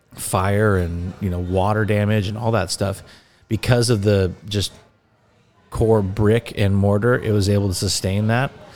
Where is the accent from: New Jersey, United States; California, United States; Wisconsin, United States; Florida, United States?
California, United States; Laguna Niguel; I am from Laguna Niguel, California, and, uh, grew up loving this area and growing up down here